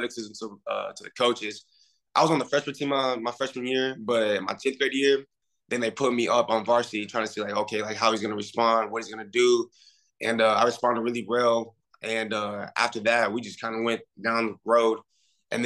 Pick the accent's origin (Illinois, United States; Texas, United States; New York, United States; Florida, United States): Texas, United States; Weatherford; I'm from Weatherford, Texas